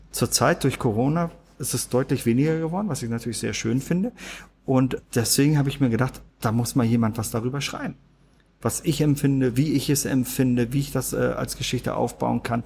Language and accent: German; Germany; ich bin hier in Deutschland aufgewachsen